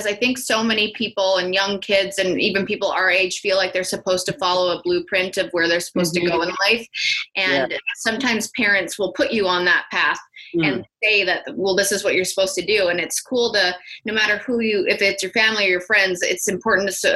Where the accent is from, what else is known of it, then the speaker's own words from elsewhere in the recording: Canada; accent: Canadian; moved away; every time I go back to Canada where I'm from. All of a sudden my Canadian accent is like very.